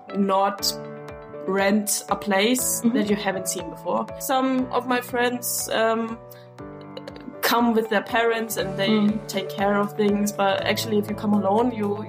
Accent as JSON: {"language": "English", "country": "Germany", "moved": "as an adult", "lives_now": "Thessaloniki, Greece", "said": "I'm from Germany. I study here in Thessaloniki"}